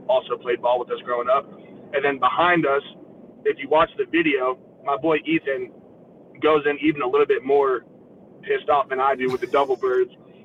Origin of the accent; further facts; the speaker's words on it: Pittsburgh, Pennsylvania, United States; I was born in Pittsburgh.